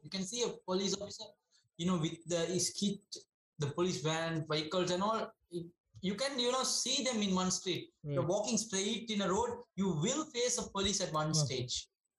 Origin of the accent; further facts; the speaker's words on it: Sri Lanka; now in Latvia; I'm from Sri Lanka.